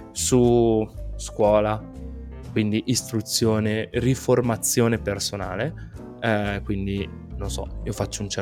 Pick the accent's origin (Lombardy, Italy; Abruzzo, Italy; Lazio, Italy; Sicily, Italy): Lombardy, Italy; Bergamo; qua dalle nostre parti, quindi più o meno vicino a Lecco, io sono di Bergamo più o meno, ecco